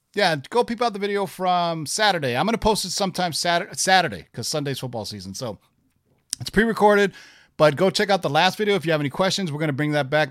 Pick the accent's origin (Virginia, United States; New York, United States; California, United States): California, United States; Bay Area; when I was growing up in the Bay Area in the eighties.